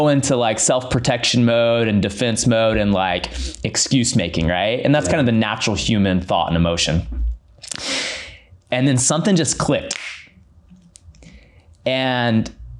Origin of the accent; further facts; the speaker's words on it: Sacramento, California, United States; born and raised in Sacramento